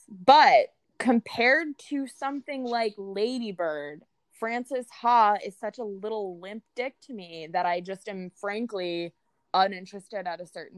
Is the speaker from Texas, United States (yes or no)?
no; California, United States; moved away as an adult; also born or lived in New York; I grew up super poor in California